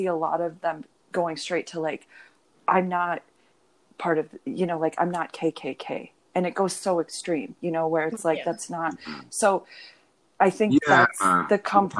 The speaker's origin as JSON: {"language": "English", "region": "Minnesota", "country": "United States", "tie": "born or raised there", "said": "I'm from Minnesota. So it's like, I grew up 3 hours away from Minneapolis"}